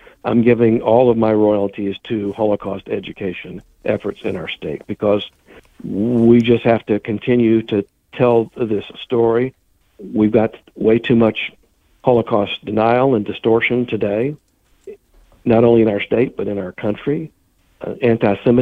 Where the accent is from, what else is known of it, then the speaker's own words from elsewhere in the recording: Columbia, United States; I grew up in Columbia as a member of the Jewish community